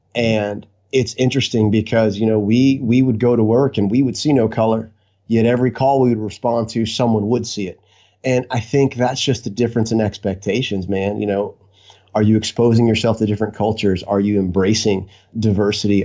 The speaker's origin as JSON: {"language": "English", "town": "Lakeland", "region": "Florida", "country": "United States", "tie": "born or raised there", "lives_now": "Vero Beach, United States", "said": "I was uh, born and raised in Lakeland, Florida. Uh, been been a Floridian my entire life"}